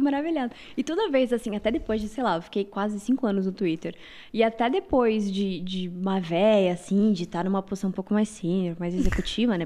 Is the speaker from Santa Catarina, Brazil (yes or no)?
yes; Mafra, Santa Catarina, Brazil; moved away; also born or lived in Rio Negro, Paraná; Eu nasci numa cidade chamada Rio Negro, Paraná, mas eu morei a minha vida toda em Santa Catarina